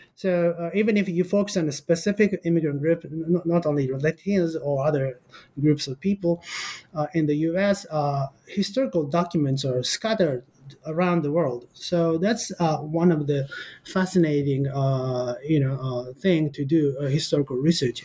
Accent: Kyoto, Japan; English is a second language; moved away as an adult; also born or lived in Costa Rica / Los Angeles, United States; I was born in Japan in 1982, and I grew up in Kyoto

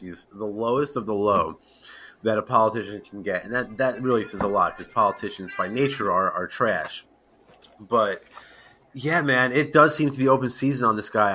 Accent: East Coast, United States; I'm born and raised East Coast

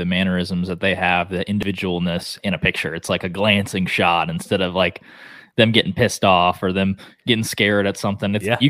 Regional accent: Oklahoma, United States; I live in Texas, but I hunt almost exclusively in Oklahoma. It's my home state

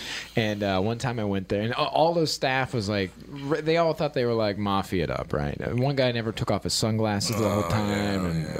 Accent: Marion, Ohio, United States; You know, where I grew up in Marion, Ohio, we are known for the Popcorn Festival.

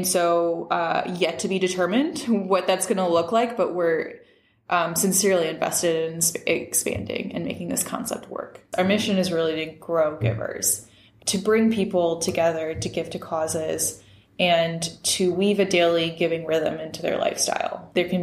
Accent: St. Louis, Missouri, United States; moved away as an adult; also born or lived in San Francisco; I'm originally from St. Louis. I came back here

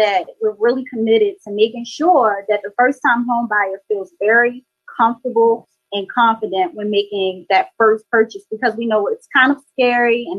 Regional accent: Baltimore, Maryland, United States; We're actually both from Baltimore, Maryland, born and raised. I'm from East Side

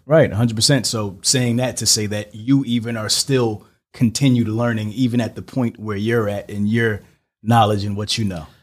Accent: New York City, New York, United States; I'm from Brooklyn.

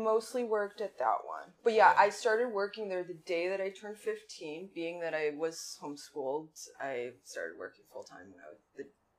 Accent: Oswego, United States; So, I grew up in Oswego.

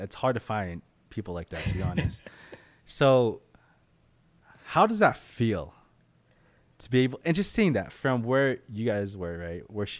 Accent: Philippines; I'm not Mexican. I'm Filipino.

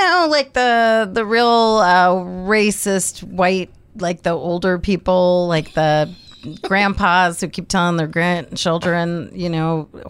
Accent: Miami, Florida, United States; I grew up in Miami. So, you know, we had Cuban neighbors, we had Dominican neighbors, we had a lot of Jewish neighbors.

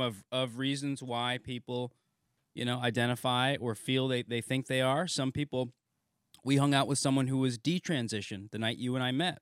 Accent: New Haven, Connecticut, United States; I'm from, uh, New Haven

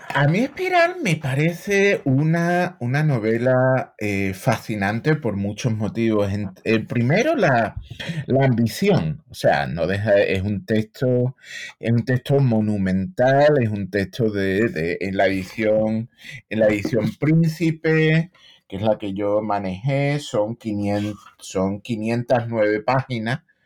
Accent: Seville, Andalusia, Spain; moved away as an adult; now in United States; yo soy de Sevilla, llevo en Estados Unidos ya 25 años

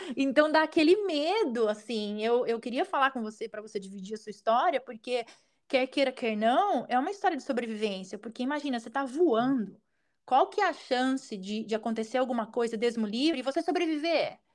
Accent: Brazil; now in United States; a gente mora aqui, a gente é brasileiro

